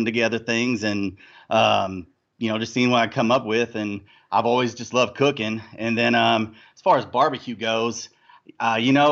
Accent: Louisville, Kentucky, United States; I'm from Louisville, Kentucky.

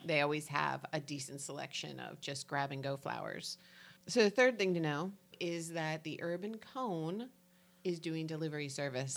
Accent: New Jersey, United States; I'm from New Jersey, so it sounds like N A D A S

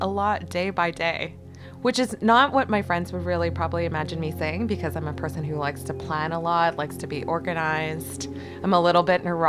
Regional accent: Vancouver, British Columbia, Canada; also born or lived in Toronto; I was born in Toronto in the 80s. I won't say exactly when. And then my family moved out to Vancouver in 1989. And so this is the only place I've really ever known as home.

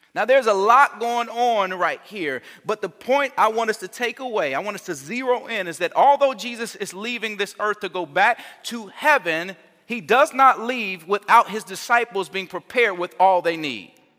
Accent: Gary, Indiana, United States; moved away; I'm from Gary

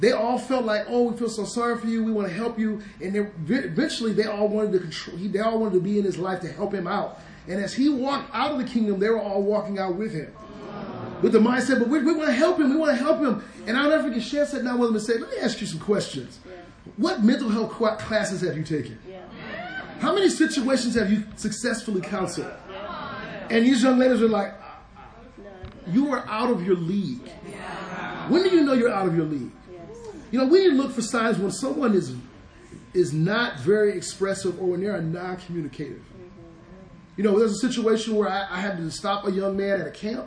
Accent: Detroit, Michigan, United States; moved away; I grew up in Detroit, a very rough place

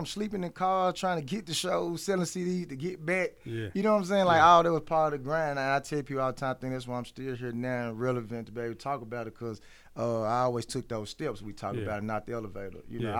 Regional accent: Memphis, Tennessee, United States; I'm from Memphis, Tennessee, man.

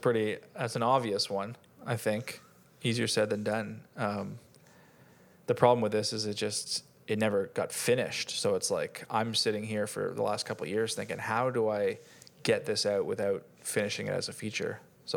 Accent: Canada; And I'm Canadian too, but I just really heard it.

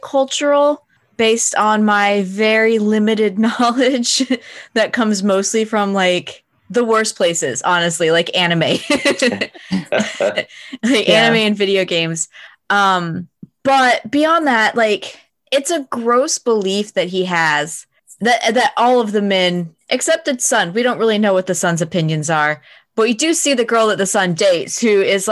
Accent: United States; I'm American and this is how we're raised to enjoy theater and media.

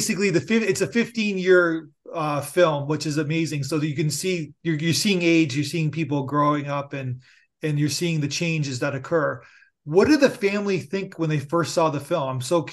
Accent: Niagara Falls, Ontario, Canada; I'm from Niagara Falls, born and raised

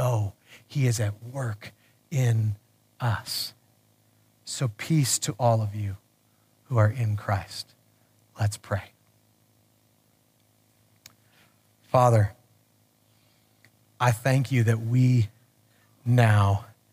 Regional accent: United States; I'm American

